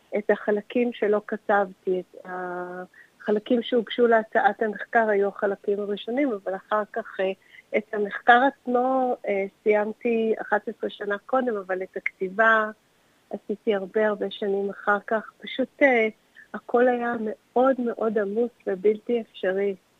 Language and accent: Hebrew; Tel Aviv, Tel Aviv District, Israel; ואני נולדתי וגדלתי בתל אביב